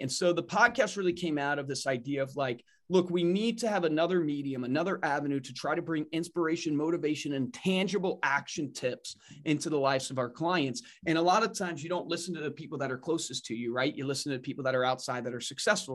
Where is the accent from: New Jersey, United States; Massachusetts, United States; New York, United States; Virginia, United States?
Virginia, United States; Savannah County; grew up in Virginia in Savannah County